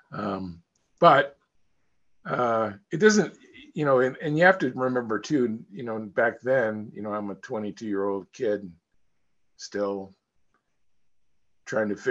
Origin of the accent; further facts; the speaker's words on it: Peoria, Illinois, United States; moved away as an adult; I grew up in Peoria, Illinois. So Midwest, home of Caterpillar.